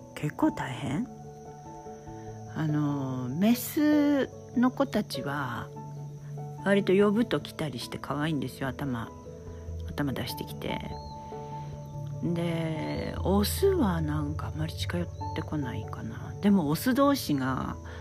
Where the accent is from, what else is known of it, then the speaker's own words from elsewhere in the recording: Hokkaido, Japan; also born or lived in California / Oregon; now in Hilo, United States; 私は北海道で生まれ育ってまして